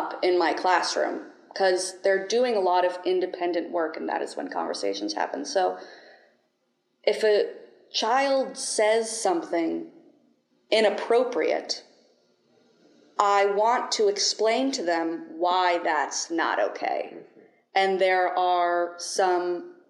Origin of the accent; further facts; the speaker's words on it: St. Augustine, Florida, United States; I'm from St. Augustine, Florida